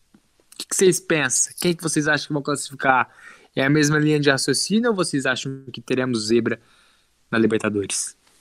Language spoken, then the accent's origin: Portuguese; Brazil; somos brasileiros